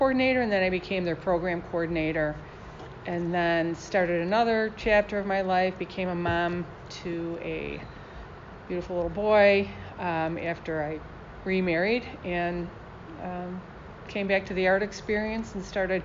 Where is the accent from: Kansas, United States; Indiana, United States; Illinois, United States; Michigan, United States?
Michigan, United States; Detroit; I was born and raised in Detroit